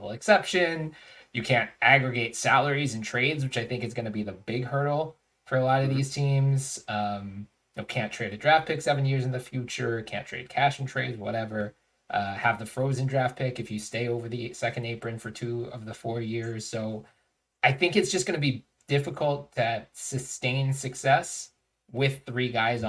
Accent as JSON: {"language": "English", "town": "Philadelphia", "region": "Pennsylvania", "country": "United States", "tie": "born or raised there", "moved": "as an adult", "said": "I was born and raised in Philadelphia. Have not lived there for almost"}